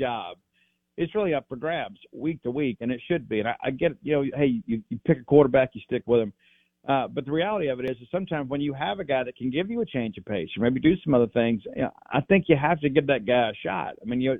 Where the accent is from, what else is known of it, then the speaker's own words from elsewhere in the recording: South Mississippi, United States; I'm from South Mississippi